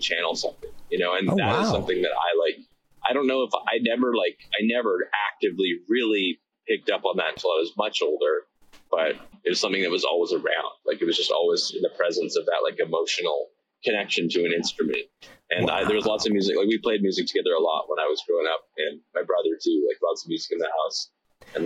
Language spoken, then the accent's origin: English; Victoria, British Columbia, Canada; I'm from Victoria, BC